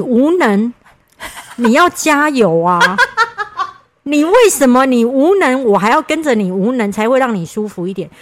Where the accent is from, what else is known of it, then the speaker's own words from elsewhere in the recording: Kaohsiung, Taiwan; 我是高雄人